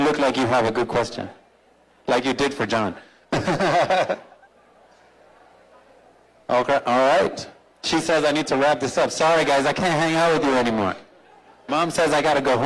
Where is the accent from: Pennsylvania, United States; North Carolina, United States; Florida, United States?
Florida, United States; Miami; I was born in Miami